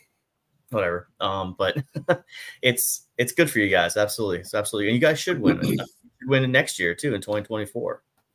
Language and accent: English; United States